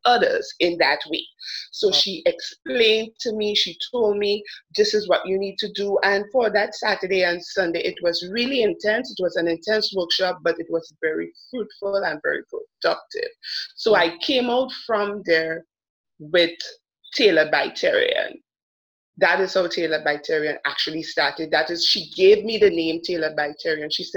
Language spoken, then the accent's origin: English; Grenada; also born or lived in Trinidad and Tobago; I am Grenadian, but I was born in Trinidad